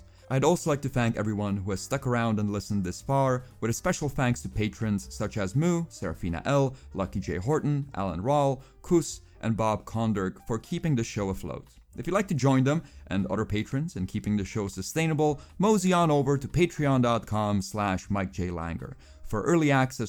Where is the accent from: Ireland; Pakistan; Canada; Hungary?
Pakistan; also born or lived in Czech Republic / Kazakhstan; I was born in the Czech Republic, raised in Kazakhstan, spent most of my childhood in Pakistan, consider myself Estonian, Pops is Bulgarian, Mom is Slovakian, and I'm culturally homeless.